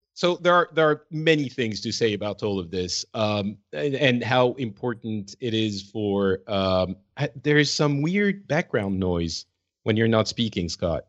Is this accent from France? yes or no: yes; France; now in Finland; I'm originally from France. I'm currently in Finland